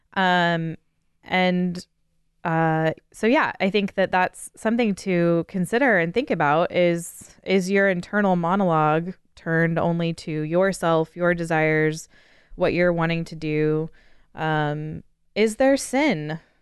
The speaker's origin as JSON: {"language": "English", "country": "United States", "said": "as an American"}